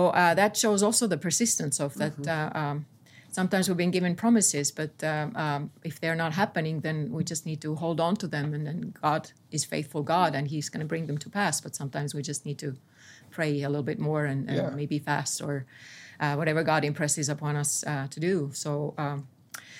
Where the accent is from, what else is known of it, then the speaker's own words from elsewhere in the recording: Estonia; this is actually from my home country